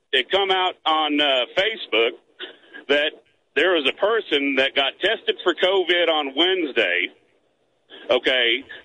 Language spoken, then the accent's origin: English; Arkansas, United States; born or raised there